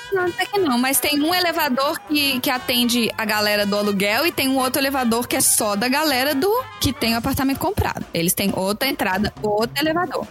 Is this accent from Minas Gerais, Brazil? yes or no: yes; Minas Gerais, Brazil; now in New York, United States; eu sou de Minas